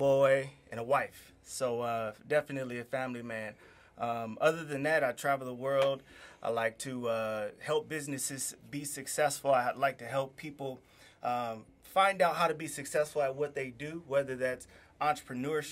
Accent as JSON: {"language": "English", "area": "Inland Empire and Los Angeles", "region": "California", "country": "United States", "tie": "born or raised there", "said": "I grew up between the Inland Empire and L.A."}